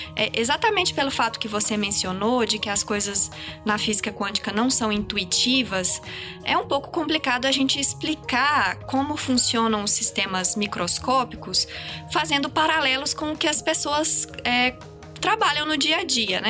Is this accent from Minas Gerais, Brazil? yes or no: yes; Minas Gerais, Brazil; moved away as an adult; now in São Paulo, Brazil; Eu sou de Minas, eu fiz a minha carreira acadêmica toda lá